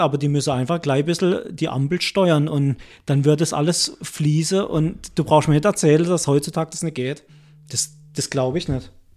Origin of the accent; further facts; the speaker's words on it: Altdorf, Germany; nach Aldorf, wo ich herkomme